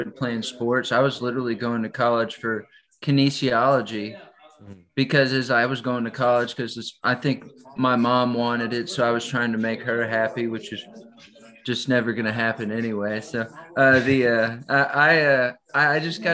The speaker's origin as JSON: {"language": "English", "town": "San Antonio", "region": "Texas", "country": "United States", "tie": "born or raised there", "also_born_or_lived": "Nashville", "moved": "as an adult", "said": "I'm from San Antonio, Texas"}